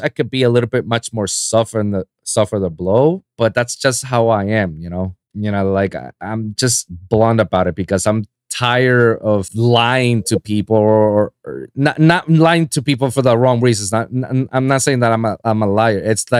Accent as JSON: {"language": "English", "country": "Puerto Rico", "tie": "born or raised there", "moved": "as an adult", "lives_now": "Miami, United States", "said": "before moving to Miami, living in my hometown in Puerto Rico, my last 4 years of college"}